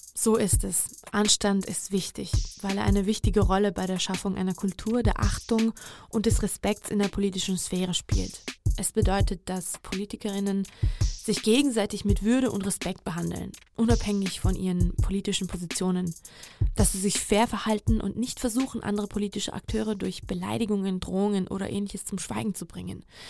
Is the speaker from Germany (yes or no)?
no; Georgia; moved away; also born or lived in Hungary; in meinem Heimatland